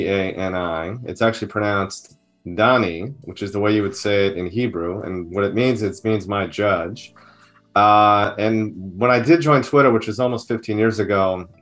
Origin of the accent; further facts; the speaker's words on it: Merrick, New York, United States; now in California, United States; I grew up in New York, in the suburbs of New York City on Long Island, in a town called Merrick, which is on the South Shore.